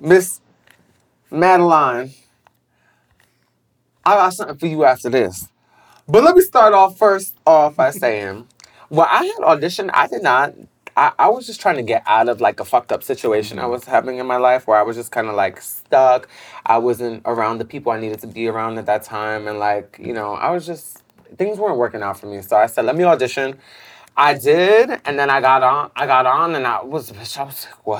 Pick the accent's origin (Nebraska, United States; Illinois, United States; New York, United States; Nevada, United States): New York, United States; New York City; growing up in Bed-Stuy, was just really, like, all about hustling